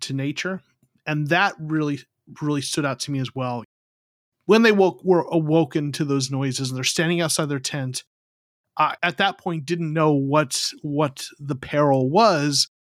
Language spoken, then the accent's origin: English; Arizona, United States; moved away; also born or lived in Southern California; I'm originally from Arizona